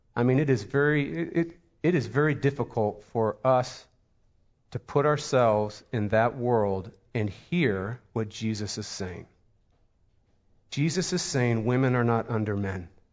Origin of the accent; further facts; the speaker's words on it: Pittsburgh, Pennsylvania, United States; moved away; We're from Pittsburgh, Pennsylvania